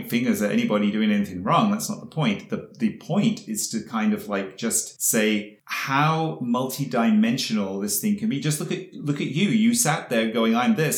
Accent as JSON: {"language": "English", "town": "Yeovil", "region": "South West England", "country": "United Kingdom", "tie": "born or raised there", "accent": "British", "moved": "as an adult", "lives_now": "Montreal, Canada", "said": "I'm Canadian, but I grew up in England"}